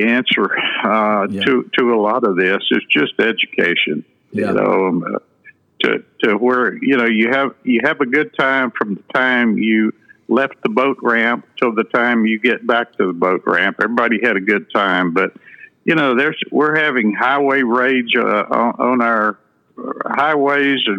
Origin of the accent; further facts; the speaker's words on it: Sinton, Texas, United States; I grew up in Sinton in the 1950s and 60s